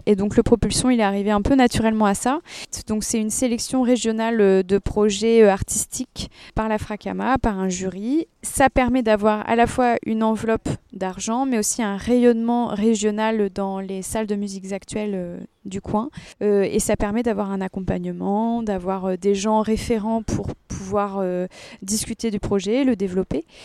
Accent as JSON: {"language": "French", "country": "United States", "tie": "born or raised there", "moved": "yes", "said": "j'écris en anglais parce que j'ai grandi aux États-Unis"}